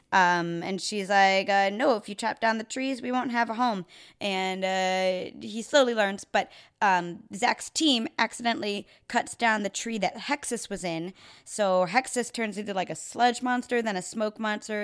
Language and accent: English; Chicago, Illinois, United States; I grew up in Chicago, um, suburbs